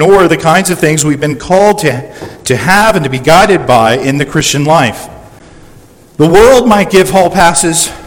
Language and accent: English; San Diego, California, United States; We grew up spoiled brats in La Jolla